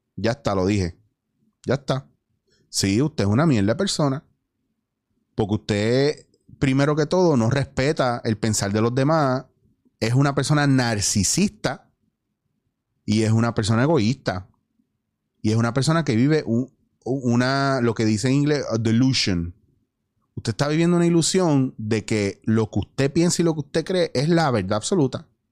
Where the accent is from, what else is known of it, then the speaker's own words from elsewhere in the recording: Puerto Rico; moved away as an adult; also born or lived in Spain / New York; yo extrañaba Puerto Rico